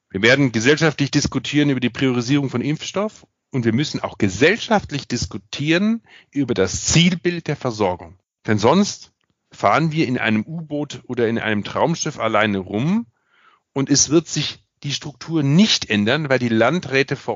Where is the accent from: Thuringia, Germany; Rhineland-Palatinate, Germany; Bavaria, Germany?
Bavaria, Germany; alleine schon als Bayer äh, und äh, als Vertreter des Föderalismus